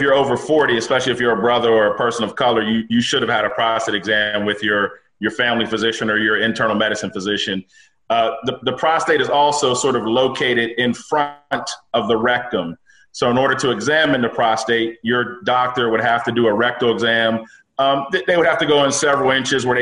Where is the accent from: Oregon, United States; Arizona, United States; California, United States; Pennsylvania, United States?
Pennsylvania, United States; Pittsburgh; moved away as an adult; also born or lived in Philadelphia, Pennsylvania / Maryland / New York; now in Alexandria, Virginia, United States; Born and raised in Pittsburgh. So grew up there through high school.